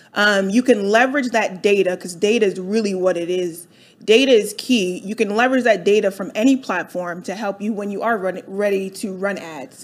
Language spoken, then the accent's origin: English; Delaware, United States; moved away as an adult; now in Atlanta, United States; I grew up in uh, Delaware.